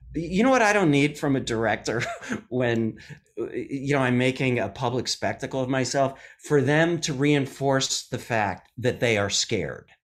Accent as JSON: {"language": "English", "town": "Madison", "region": "Wisconsin", "country": "United States", "said": "I'm from Madison, Wisconsin."}